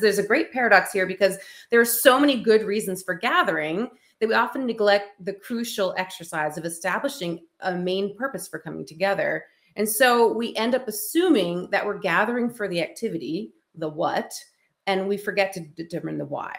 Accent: Maine, United States; here in my home state of Maine

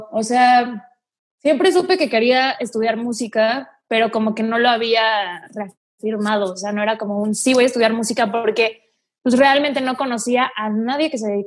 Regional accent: Mante, Tamaulipas, Mexico; accent: northern; Mante está casi pegado a Veracruz, está bajito así, abajito en Tamaulipas.

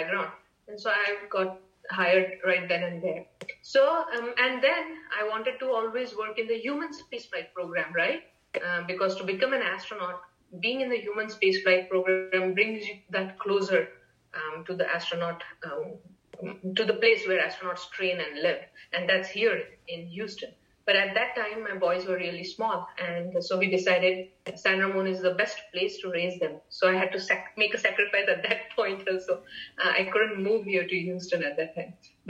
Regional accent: India; moved away as an adult; now in United States; growing up in India at that time in the 80s

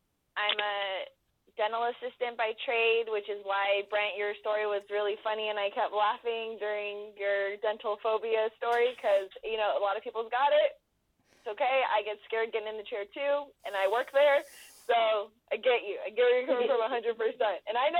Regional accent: Los Angeles, California, United States; accent: Valley girl; moved away as an adult; now in Lake Havasu City, United States; I was born and bred in the San Fernando Valley in Los Angeles, California.

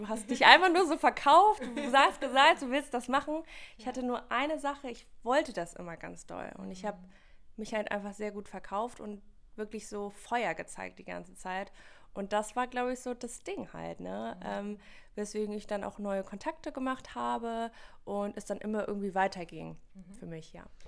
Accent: Wipperfürth, North Rhine-Westphalia, Germany; Ich komme aus Wipperfürth, das ist in der Nähe von Köln. Ist eher so ein katholisches kleines Dörfchen

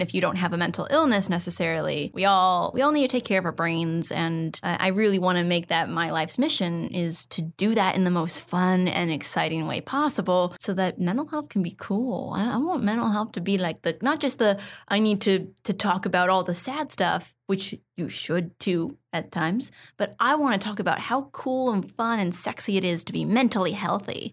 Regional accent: San Ramon, California, United States; I grew up in a town called San Ramon

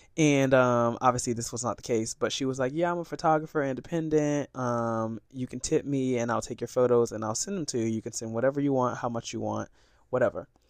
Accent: Sarasota, Florida, United States; I'm from Sarasota, Florida

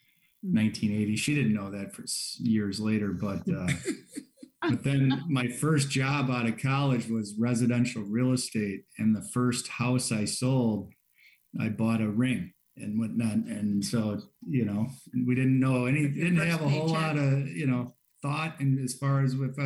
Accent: St. Paul, Minnesota, United States; We grew up in St. Paul, which is made up of a lot of little parishes

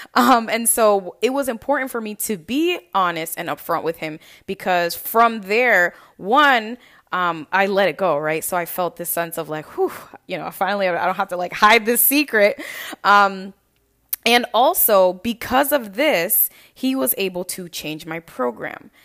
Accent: Lynn, Massachusetts, United States; moved away as an adult; now in New York, United States; I am originally from Lynn, Massachusetts, and actually moved to New York

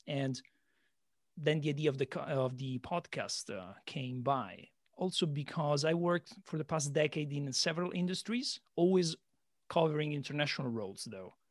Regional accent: Italy; moved away as an adult; also born or lived in London; now in Shanghai, China; I'm Italian, but I've been living outside of Italy for a decade, seven years London, and now three years in uh, Shanghai, China.

